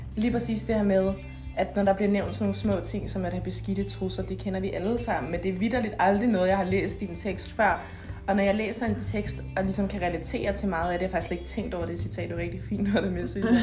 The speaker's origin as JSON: {"language": "Danish", "country": "Denmark", "said": "hjemme i Danmark"}